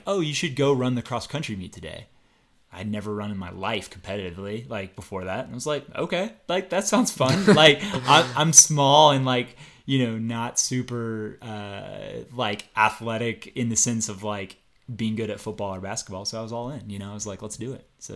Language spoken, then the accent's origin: English; Nashville, Tennessee, United States; moved away as an adult; I'm from Nashville, Tennessee originally, born and raised.